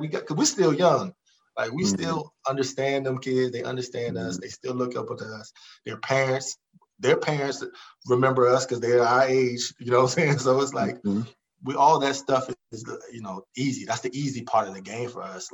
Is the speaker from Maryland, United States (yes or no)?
yes; Montgomery County, Maryland, United States; I was from Montgomery County